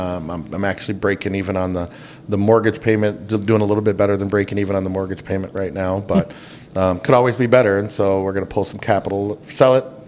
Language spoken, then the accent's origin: English; Minneapolis, Minnesota, United States; I grew up in South Minneapolis for the most part, raised by a single mom. My dad is a professional singer, so he was on the road a lot.